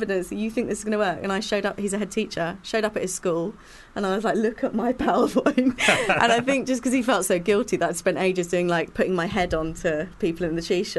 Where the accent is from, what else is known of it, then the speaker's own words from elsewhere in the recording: London, United Kingdom; So I was born in Muswell Hill on the road behind the cheese shop.